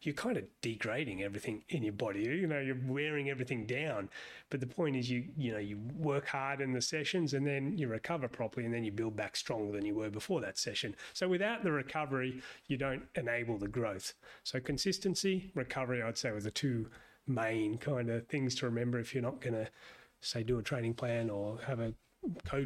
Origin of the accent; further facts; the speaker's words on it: Sydney, New South Wales, Australia; moved away as an adult; also born or lived in Hobart, Australia; now in United States; I'm from Sydney originally